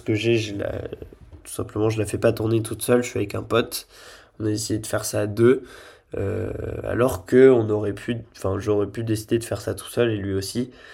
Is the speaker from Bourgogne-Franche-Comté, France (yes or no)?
no; Lille, Hauts-de-France, France; moved away as an adult; also born or lived in Nice; je suis lillois de base